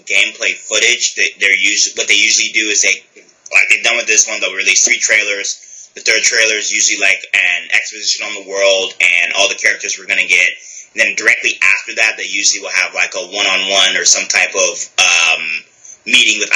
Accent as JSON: {"language": "English", "country": "United States", "said": "as an American"}